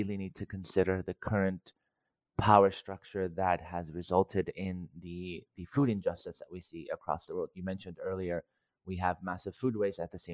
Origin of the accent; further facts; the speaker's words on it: Cyprus; moved away; Growing up in Cyprus, in a Greek household, food was always central to everything we did